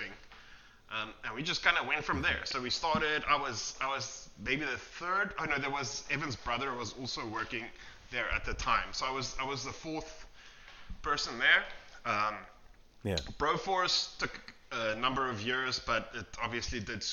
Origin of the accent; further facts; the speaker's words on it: South Africa; We're from South Africa. So I mean, if you're growing up in South Africa